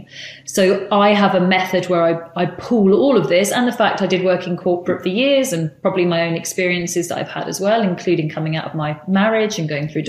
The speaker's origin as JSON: {"language": "English", "country": "United Kingdom", "also_born_or_lived": "San Francisco, United States", "moved": "as an adult", "said": "as a British kind of buttoned up girl"}